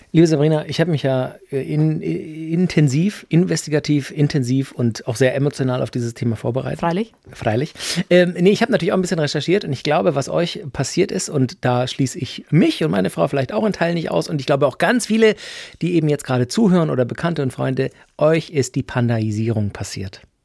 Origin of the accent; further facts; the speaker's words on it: Germany; bei uns in Deutschland